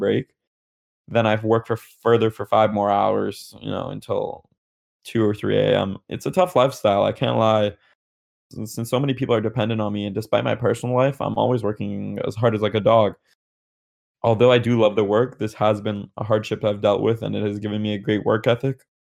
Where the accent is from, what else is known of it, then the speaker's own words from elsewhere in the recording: Canada; So, I'm Canadian